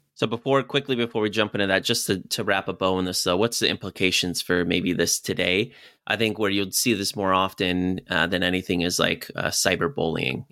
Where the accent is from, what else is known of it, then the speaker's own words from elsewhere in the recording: Clifton, Virginia, United States; I grew up in Virginia, uh, close to a town called Clifton